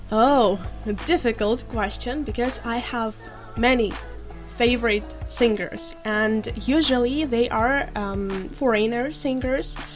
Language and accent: English; Ukraine; now in Shenyang, China; I'm from Ukraine, and I'm really here as a teacher of English language.